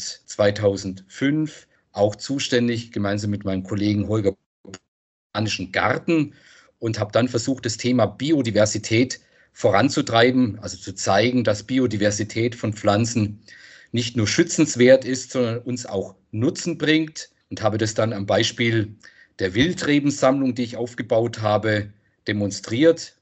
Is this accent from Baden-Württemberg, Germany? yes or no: yes; Freiburg, Baden-Württemberg, Germany; ich komme aus Freiburg, da gibt es diese Bächle